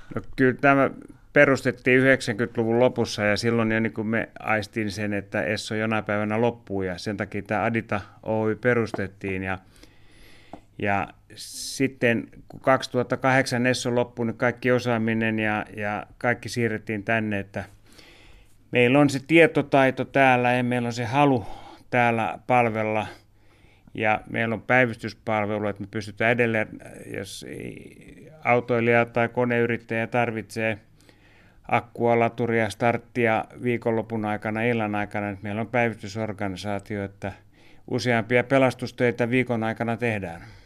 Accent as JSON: {"language": "Finnish", "town": "Helsinki", "region": "Uusimaa", "country": "Finland", "also_born_or_lived": "Malmi, Helsinki / Pukinmäki, Helsinki", "said": "mä oon itse Pakilasta aikoinaan lähtenyt ja vanhemmat oli yrittäjänä eh, Malminessolla ja, ja siellä on paljon vietetty aikaa ja Malmi tuli semmoiseksi kotialueeksi"}